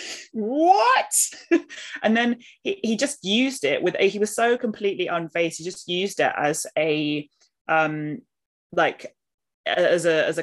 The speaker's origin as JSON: {"language": "English", "region": "London", "country": "United Kingdom", "tie": "born or raised there", "also_born_or_lived": "Edinburgh / Senegal", "moved": "as an adult", "said": "I grew up in Southeast London"}